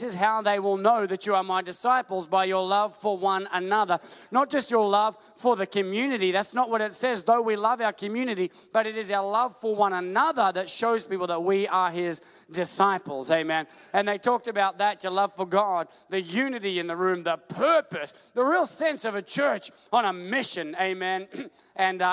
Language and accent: English; Australia; we're Australian